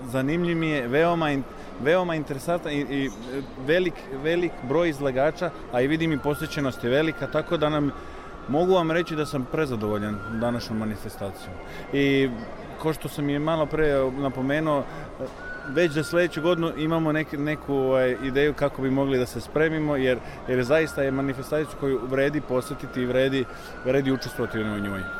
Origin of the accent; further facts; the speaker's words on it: Slovenia; also born or lived in Koper; ja sam rođen u Sloveniji. Ja sam, tako reći, ta prva generacija